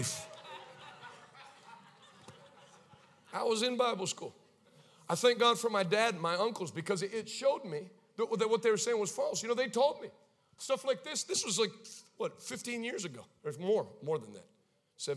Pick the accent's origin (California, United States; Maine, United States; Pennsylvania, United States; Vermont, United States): Maine, United States; I grew up in Maine.